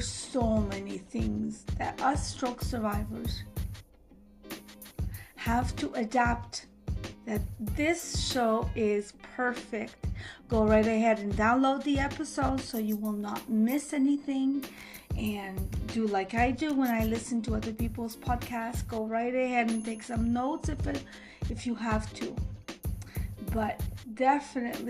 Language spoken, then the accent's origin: English; Montreal, Quebec, Canada; I'm from Montreal, Canada